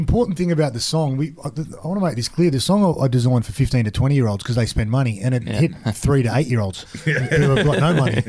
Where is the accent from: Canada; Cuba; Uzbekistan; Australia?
Australia; Wollongong, New South Wales; moved away as an adult; now in Cronulla, Australia; when I grew up in Wollongong